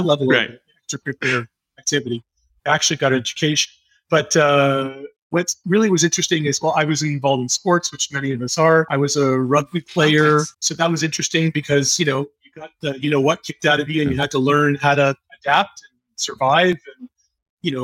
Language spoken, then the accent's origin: English; Montreal, Quebec, Canada; now in Toronto, Canada; I'm an English Canadian, born in the great city of Montreal